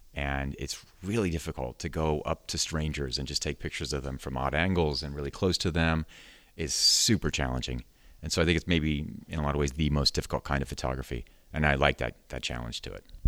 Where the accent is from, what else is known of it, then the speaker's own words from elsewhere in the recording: Sacramento, California, United States; moved away as an adult; now in San Francisco, United States; I grew up in Sacramento